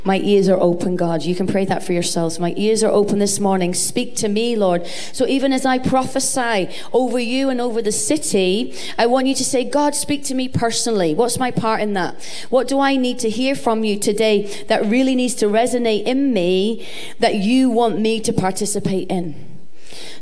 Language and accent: English; Cumbria, North West England, United Kingdom; moved away as an adult; also born or lived in Preston; now in Glasgow, United Kingdom; I was born in Preston, so almost local. And I grew up in Cumbria, but I've lived in Glasgow since I was 23.